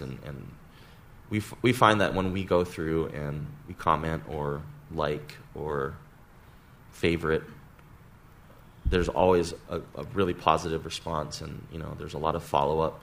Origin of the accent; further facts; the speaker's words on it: Hawaii, United States; moved away as an adult; also born or lived in Santa Barbara, California; We're all friends from Hawaii that uh, grew up together and went to high school together